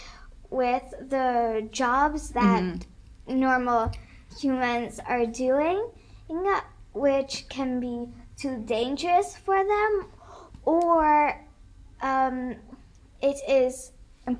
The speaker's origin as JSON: {"language": "English", "country": "Hungary", "moved": "yes", "said": "I come from Hungary"}